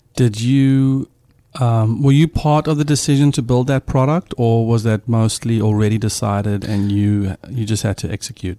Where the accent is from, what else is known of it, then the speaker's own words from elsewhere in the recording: South Africa; moved away; a South African dad